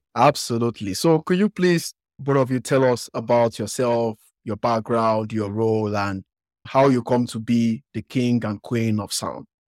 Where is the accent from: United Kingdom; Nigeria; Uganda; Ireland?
Nigeria; accent: Western African; me coming from Nigeria